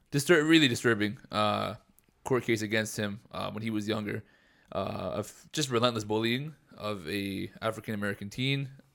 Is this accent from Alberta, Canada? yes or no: yes; Edmonton, Alberta, Canada; growing up in Edmonton